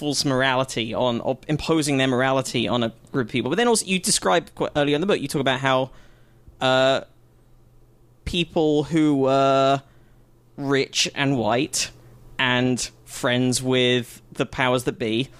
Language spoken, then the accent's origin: English; United Kingdom; now in United States; I am a Brit in America on a visa